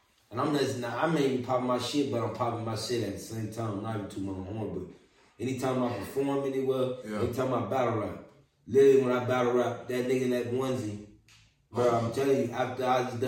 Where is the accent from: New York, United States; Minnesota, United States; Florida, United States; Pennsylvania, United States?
Florida, United States; Orlando; moved away; also born or lived in Arizona; I'm from Orlando, born and raised